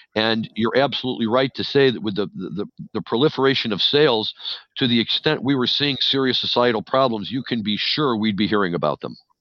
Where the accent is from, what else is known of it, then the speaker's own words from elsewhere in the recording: St. Louis, Missouri, United States; moved away; person who was born and raised in St. Louis